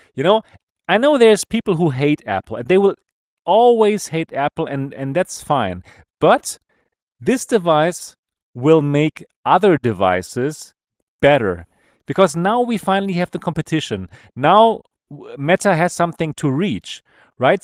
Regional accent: Germany; accent: German; English is a second language; German accent

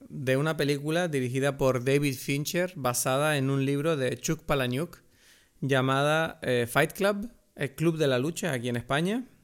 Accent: Venezuela; Somos unos venezolanos mayores aquí disfrutando de la vida.

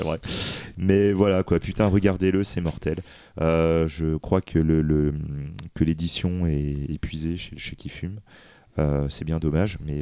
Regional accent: France; nous en tant que Français

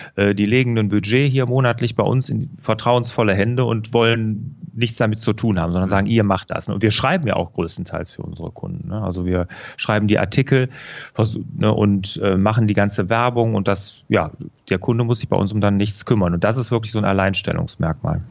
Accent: Rhineland, Germany; also born or lived in Aachen; ich bin äh, ja hier im Rheinland groß geworden

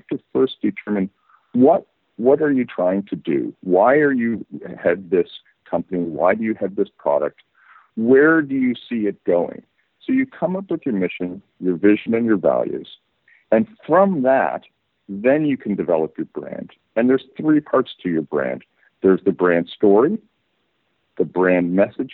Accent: Canada; moved away as an adult; also born or lived in United Kingdom / San Francisco Bay Area, California, United States; now in Barcelona, Spain; I was born in the UK, but I grew up in Canada and then lived for 20 years in the Bay Area

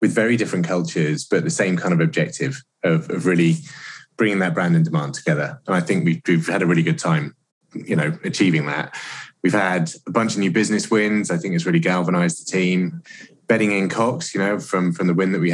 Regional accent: United Kingdom; moved away as an adult; now in United States; as a Brit in the US

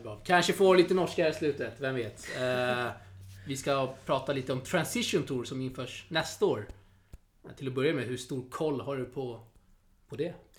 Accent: Sweden; som svensk här uppfödd, född och uppvuxen i Sverige

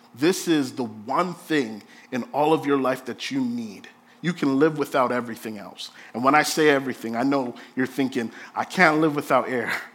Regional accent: Jamaica; I'm Jamaican

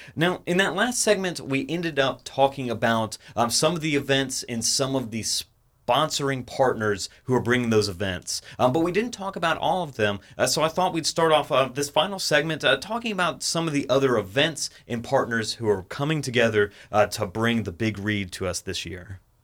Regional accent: Atlanta, Georgia, United States; I grew up in the Atlanta area.

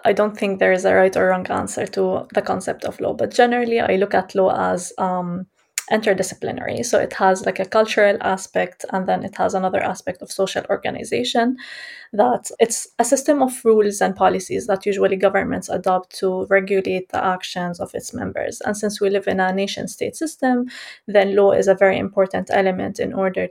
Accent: Jerusalem, Palestine; I was born and raised in Jerusalem, Palestine

